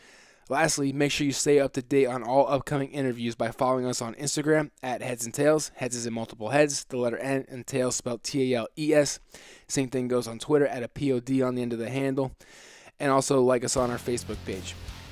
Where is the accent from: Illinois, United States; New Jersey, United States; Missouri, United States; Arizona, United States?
New Jersey, United States; Because I'm from Jersey